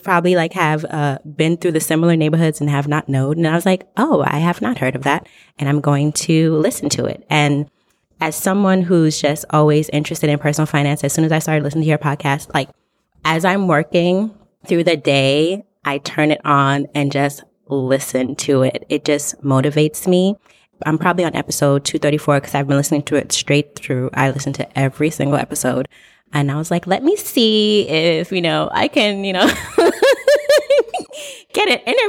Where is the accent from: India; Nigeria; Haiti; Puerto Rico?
Haiti; also born or lived in Brooklyn; So I was born in Brooklyn at Kings County. And then she took me back to Haiti.